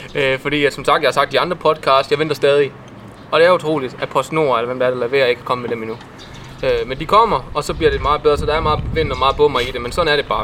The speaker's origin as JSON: {"language": "Danish", "town": "Herning", "region": "Central Denmark Region", "country": "Denmark", "tie": "born or raised there", "said": "jeg var fra Herning af her. I hvert fald opvokset her."}